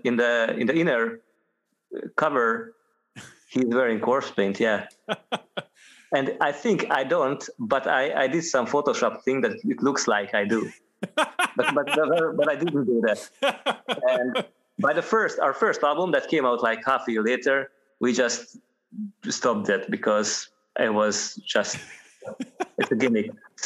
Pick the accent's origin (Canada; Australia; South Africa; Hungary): Hungary; moved away as an adult; now in Scotland, United Kingdom; I moved from Hungary to Scotland at the time.